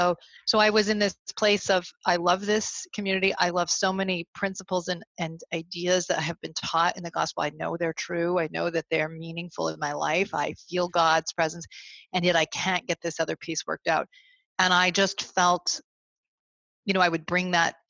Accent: Vermont, United States; I grew up in Vermont where there were very few members of the church

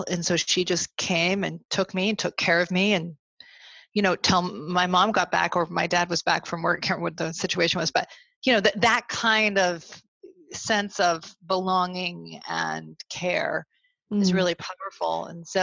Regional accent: Vermont, United States; I grew up in Vermont where there were very few members of the church

